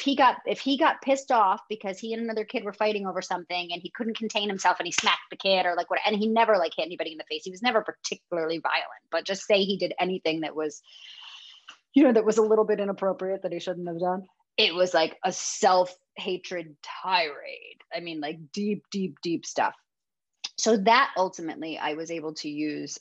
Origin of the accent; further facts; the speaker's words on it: Connecticut, United States; moved away as an adult; now in Los Angeles, United States; I'm from Connecticut. Like I know the Northeast